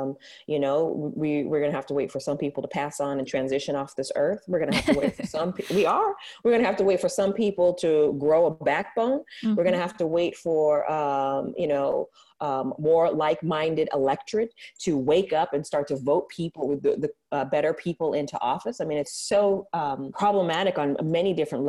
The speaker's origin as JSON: {"language": "English", "town": "San Francisco", "region": "California", "country": "United States", "tie": "born or raised there", "said": "I grew up here in San Francisco"}